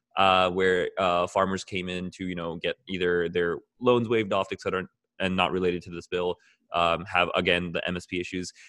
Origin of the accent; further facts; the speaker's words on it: Alabama, United States; accent: American; also born or lived in Haryana; I also grew up in the West, not necessarily Toronto, but uh, a small town in Alabama.